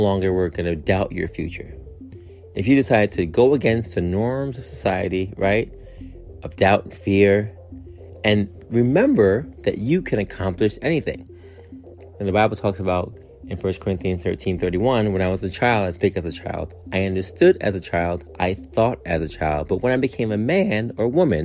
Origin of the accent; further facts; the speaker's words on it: New York City, New York, United States; growing up in Queens, Far Rockaway